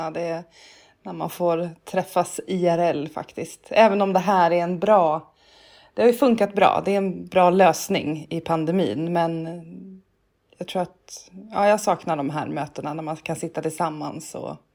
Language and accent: Swedish; Stockholm, Stockholm County, Sweden; Eh, jag är född och uppväxt i Stockholm. Bott på Söder, på Åsögatan och gått på Katarina Södra skola.